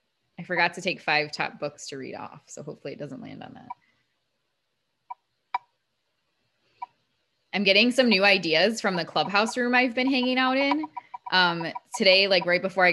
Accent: Ohio, United States; now in Florida, United States; when I grew up in Ohio, where we lived

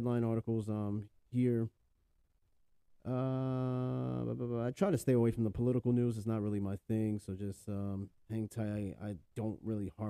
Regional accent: New York, United States; I'm from New York.

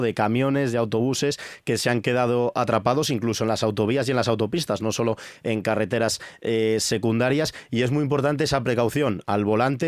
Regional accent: Valderas, Castile and León, Spain; yo soy de Valderas, que es un pueblo que también está en esa zona

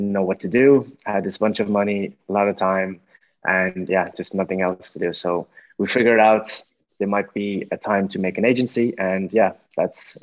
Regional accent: Ireland; I grew up in Ireland

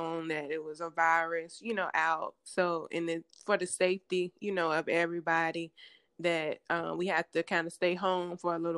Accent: Hosky, North Carolina, United States; I'm originally from Hosky, North Carolina, small town in North Carolina, Eastern

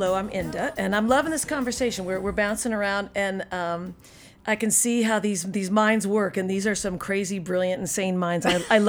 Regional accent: Chula Vista, California, United States; I was born in Chula Vista, California, right out there in San Diego.

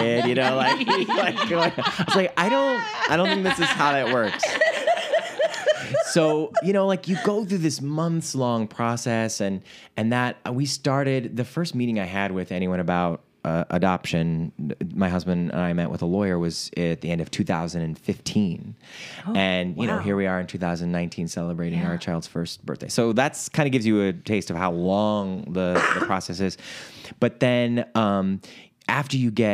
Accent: Ohio, United States; also born or lived in New York City; now in Los Angeles, United States; our home states of Ohio, where I'm from

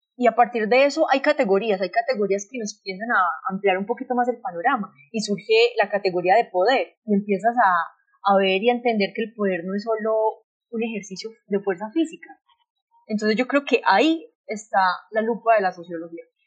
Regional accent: Colombia; nos lo debemos mucho como sociedad colombiana

